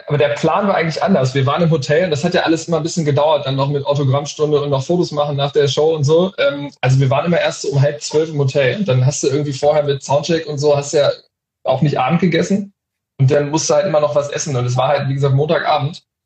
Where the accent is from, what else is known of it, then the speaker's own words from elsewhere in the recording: Hanover, Lower Saxony, Germany; ich bin Hannoveraner